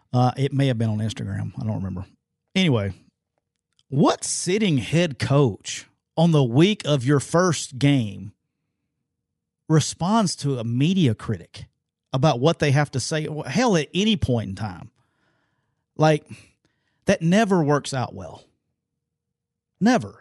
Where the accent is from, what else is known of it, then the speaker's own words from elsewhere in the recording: Jacksonville, Alabama, United States; I'm rocking my hometown my hometown Jacksonville State Gamecocks